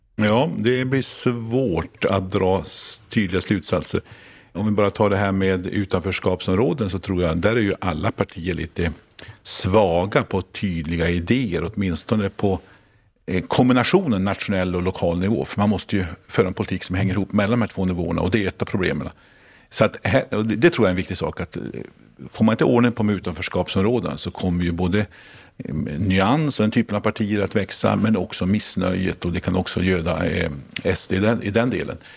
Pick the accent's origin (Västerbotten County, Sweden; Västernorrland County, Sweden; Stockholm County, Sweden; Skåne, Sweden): Västerbotten County, Sweden; Lycksele; I min hemstad Lycksele